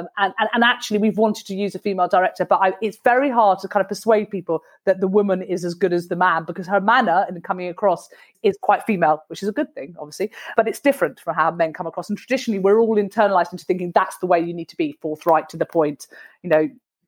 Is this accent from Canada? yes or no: no; United Kingdom; It's because we're very British and it's quite difficult to kind of say, you know what, I think that's really outrageous and sexist.